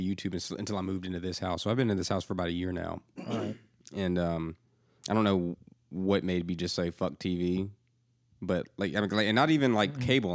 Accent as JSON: {"language": "English", "area": "outside of Atlanta", "region": "Georgia", "country": "United States", "tie": "born or raised there", "moved": "yes", "lives_now": "Nashville, United States", "said": "I grew up outside of Atlanta"}